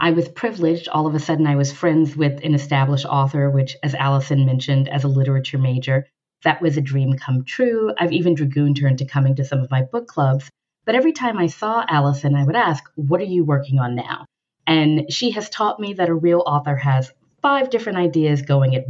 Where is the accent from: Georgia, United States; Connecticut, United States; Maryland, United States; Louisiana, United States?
Louisiana, United States; I am a Black woman that was raised in the South. I'm originally from Louisiana